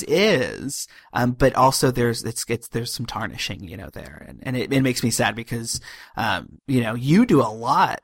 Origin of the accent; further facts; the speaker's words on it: Ohio, United States; I grew up in Ohio.